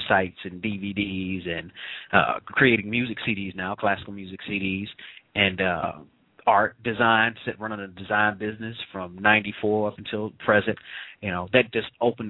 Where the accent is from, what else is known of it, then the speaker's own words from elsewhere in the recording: St. Louis, Missouri, United States; I'm from St. Louis, but, you know, just a young brother, came up in the city